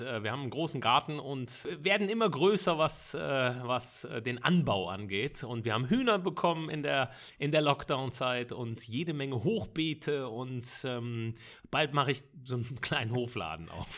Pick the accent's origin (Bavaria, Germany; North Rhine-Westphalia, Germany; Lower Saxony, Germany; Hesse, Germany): North Rhine-Westphalia, Germany; Bonn; bin äh, gebürtiger Bonner, also wirklich ein Rheinländer durch und durch. Ich wohne in dem wunderschönen Grau-Rheindorf im Bonner Norden